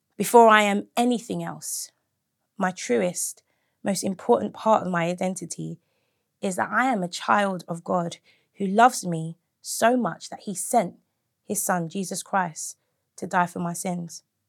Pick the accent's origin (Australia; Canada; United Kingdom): United Kingdom; I'm a second generation British person.